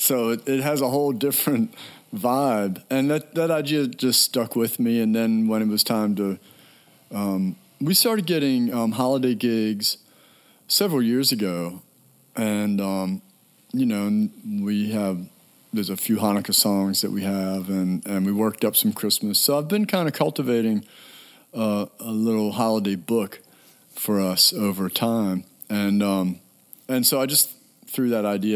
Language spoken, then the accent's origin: English; Annapolis, Maryland, United States; I grew up in Annapolis, Maryland.